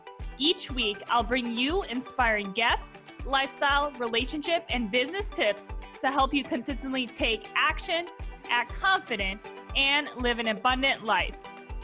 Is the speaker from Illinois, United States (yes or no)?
no; Ohio, United States; I'm from the Midwest, Ohio.